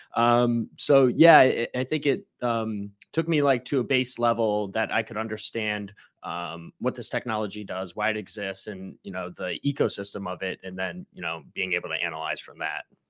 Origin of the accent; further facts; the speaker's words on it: Ohio, United States; now in Tampa, United States; I'm from Ohio